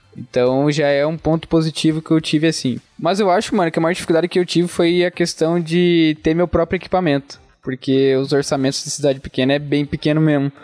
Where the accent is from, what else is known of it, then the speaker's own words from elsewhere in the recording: Fraiburgo, Santa Catarina, Brazil; accent: interior, rolled R; also born or lived in Joinville; eu sou aqui de Freiburg, nasci aqui. Você pode ver pelo sotaque, né, mano? Puxa o R e tal, interiorzão